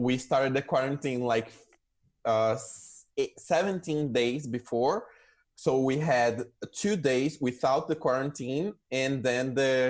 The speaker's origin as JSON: {"language": "English", "country": "Brazil", "also_born_or_lived": "Budapest, Hungary / Italy / São Paulo, Brazil", "second_language": "English", "moved": "yes", "lives_now": "Buenos Aires, Argentina", "said": "I am zooming in from Buenos Aires, Argentina, and I am actually a Brazilian. I wasn't born here"}